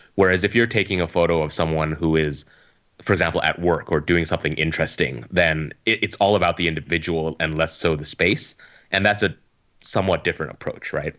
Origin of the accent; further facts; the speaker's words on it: Edmonton, Alberta, Canada; moved away as an adult; now in Hong Kong; I'm Canadian, uh, Chinese Canadian. So I grew up in Edmonton